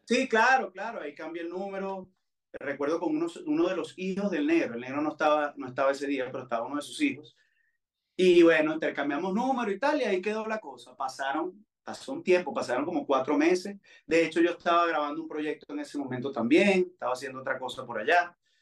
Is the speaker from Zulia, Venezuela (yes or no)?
no; Valencia, Carabobo, Venezuela; also born or lived in United States; Yo, yo viví en Valencia, yo no soy nacido en Valencia, pero viví ahí eh, eh, desde que tenía siete años